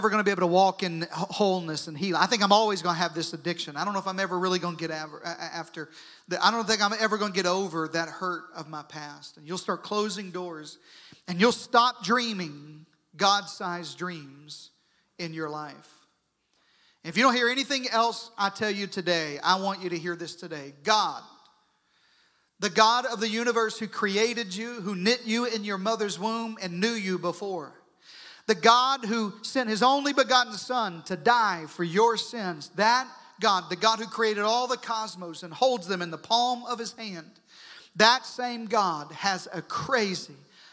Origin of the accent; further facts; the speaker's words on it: southern Arkansas, United States; I grew up in southern Arkansas, and that doesn't mean anything, but it may explain my accent